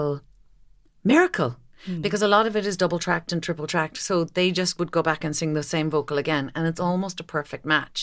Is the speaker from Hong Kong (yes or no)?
no; Kinsale, Munster, Ireland; I grew up just outside Kinsale.